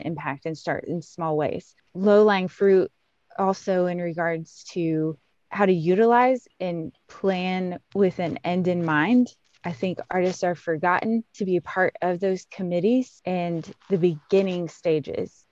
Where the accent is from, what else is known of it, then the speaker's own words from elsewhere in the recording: Ohio, United States; moved away as an adult; now in Kentucky, United States; growing up in Ohio